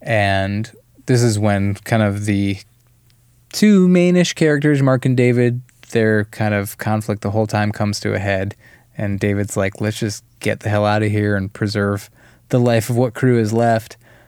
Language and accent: English; Brazil; The movie's set in my home country of Brazil.